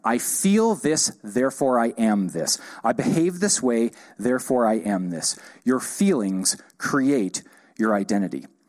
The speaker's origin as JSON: {"language": "English", "country": "United States", "said": "I'm an American"}